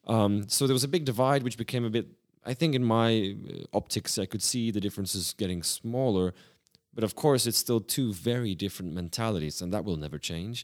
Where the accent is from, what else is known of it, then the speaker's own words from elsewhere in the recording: Prague, Czechia; also born or lived in Sydney, Australia; I started a new life in, in the beautiful city of Prague.